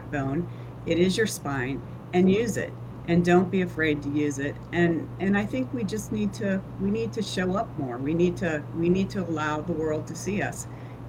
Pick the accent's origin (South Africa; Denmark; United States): United States; Pennsylvania; moved away as an adult; now in Florida, United States; I grew up in Pennsylvania. I went to school and moved to Florida right out of college